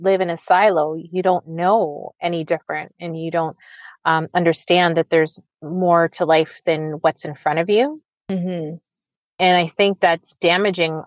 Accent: Oakville, Ontario, Canada; being a young Black girl growing up in Oakville

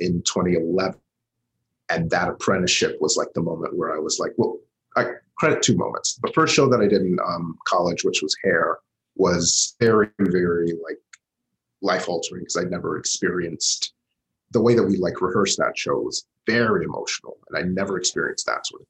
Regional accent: Huntsville, Alabama, United States; I started doing theater when we moved houses in Huntsville. I'm originally from Huntsville, Alabama

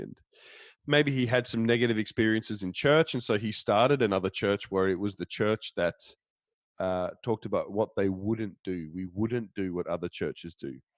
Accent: Denmark; I'm from Denmark

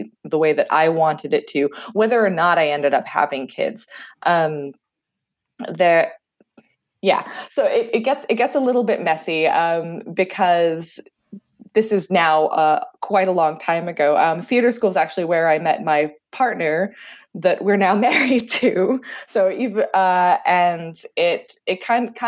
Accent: Canada; accent: Canadian; also born or lived in Jersey, Channel Islands; what my great aunt calls my atrocious Canadian accent

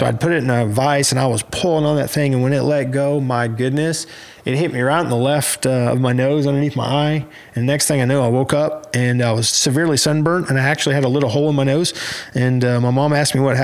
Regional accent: Stroud, Oklahoma, United States; also born or lived in Shawnee, Oklahoma / Velma-Alma, Oklahoma; we lived there till I was about 12, and my dad got transferred in the oil field. And we ended up in a little town in southern Oklahoma called Velma Alma

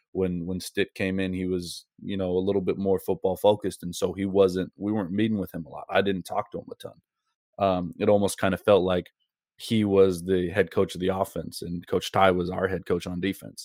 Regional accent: Seattle, Washington, United States; moved away as an adult; also born or lived in Bellevue, Washington / Hawaii / Montana; I grew up in Seattle, so I grew up in, you know, kinda fall weather

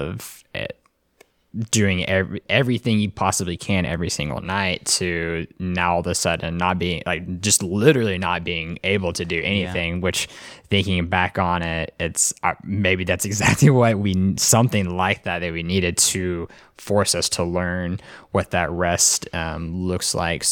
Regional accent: Arlington, Texas, United States; I technically grew up in Arlington

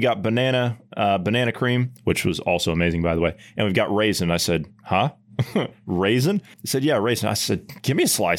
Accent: Ohio, United States; Obviously, I'm a Midwesterner. I'm from Ohio, and you're from down south in Oklahoma.

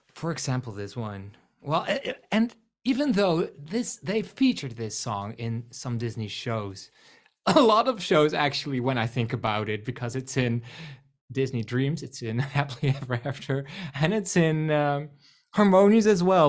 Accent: Netherlands; accent: Rotterdam-like; first language Dutch; English is a second language; I am from the Netherlands, so English is not my first language.

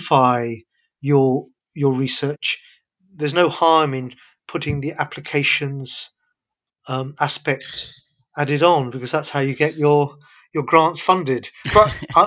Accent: London, United Kingdom; also born or lived in Karachi, Pakistan; I was born in Karachi, Pakistan. We came to London when I was only 1 year old.

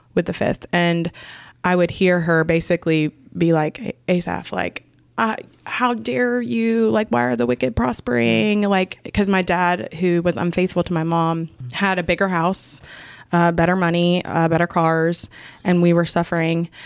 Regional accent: Canton, Georgia, United States; moved away as an adult; now in Augusta, United States; I grew up in Canton, Georgia

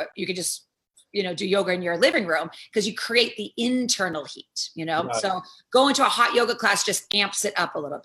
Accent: Boston, Massachusetts, United States; now in Amsterdam, New York, United States; I'm from Boston, Massachusetts

